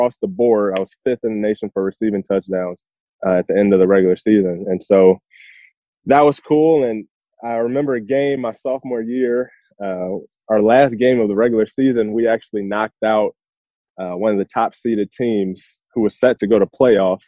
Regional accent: Chicago, Illinois, United States; I was born and raised in Chicago.

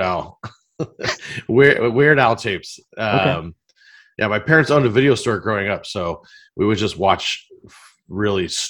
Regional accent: Long Beach, California, United States; I'm from Long Beach

